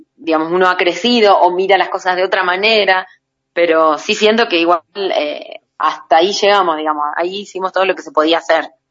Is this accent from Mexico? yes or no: no; Rafaela, Santa Fe, Argentina; moved away; also born or lived in Jujuy; de la ciudad de Rafaela, de donde yo soy